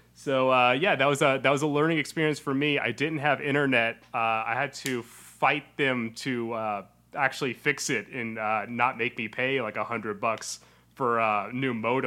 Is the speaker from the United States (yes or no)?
yes; Tennessee, United States; moved away; So I'm from Tennessee.